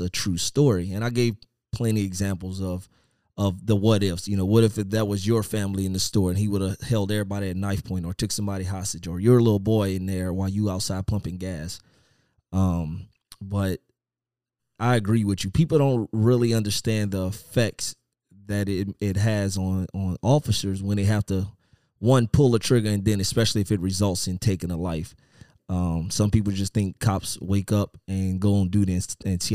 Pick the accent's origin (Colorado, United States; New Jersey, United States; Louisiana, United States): Louisiana, United States; moved away; I'm originally from Louisiana, and my old agency, Lafayette